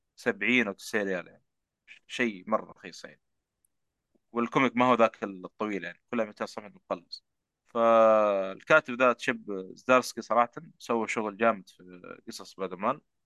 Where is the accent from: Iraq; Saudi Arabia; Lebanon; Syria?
Saudi Arabia; عندنا في السعوديه